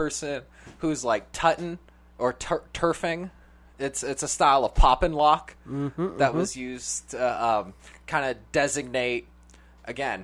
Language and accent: English; Sacramento, California, United States; my hometown, Sacramento